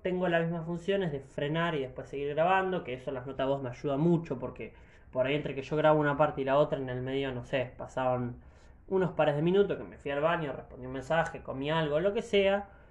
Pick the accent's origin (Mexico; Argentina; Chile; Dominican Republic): Argentina; soy argentino